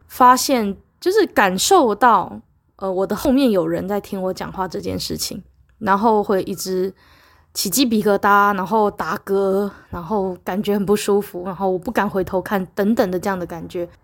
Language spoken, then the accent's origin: Chinese; Taiwan; 我身在台湾，长在台湾，工作在台湾，工作在台湾